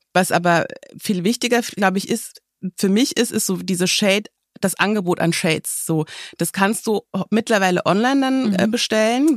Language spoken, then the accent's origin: German; Germany; bei uns in Deutschland